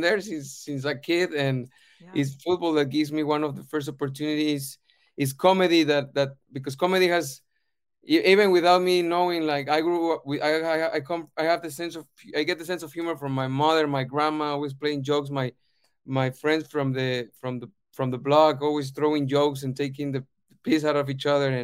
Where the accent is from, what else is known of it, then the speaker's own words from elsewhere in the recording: Guadalajara, Jalisco, Mexico; moved away as an adult; now in United Kingdom; I grew up in Guadalajara, Mexico, my whole life